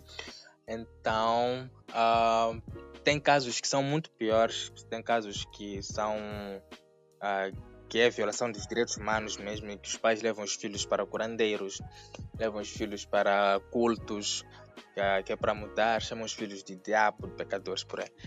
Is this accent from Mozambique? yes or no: yes; Mozambique; sou moçambicano, sou drag queen